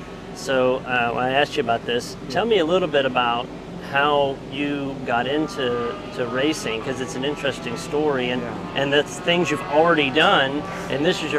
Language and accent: English; Claremore, Oklahoma, United States; I'm actually from Claremore, Oklahoma.